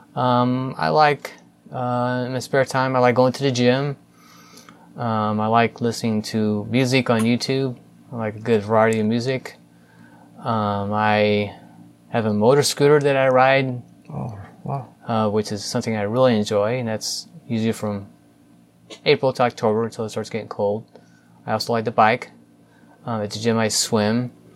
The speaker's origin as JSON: {"language": "English", "town": "St. Louis", "region": "Missouri", "country": "United States", "tie": "born or raised there", "said": "I grew up in St. Louis, spent most of my life here, um, specifically North County"}